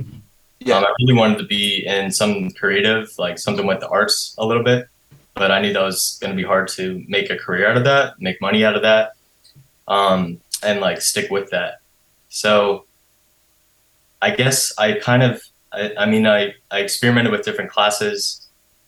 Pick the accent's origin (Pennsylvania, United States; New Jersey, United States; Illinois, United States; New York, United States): Pennsylvania, United States; York; moved away as an adult; also born or lived in Maryland; now in Philadelphia, United States; I grew up in York, PA, which is about like a suburb, hour and a half, 2 hours away from here to the west. Born in the east of Maryland.